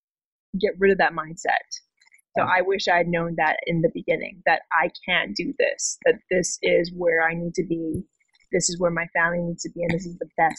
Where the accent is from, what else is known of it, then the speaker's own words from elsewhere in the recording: Hawaii, United States; moved away; I'm from Hawaii. I go home at least 2 times a year.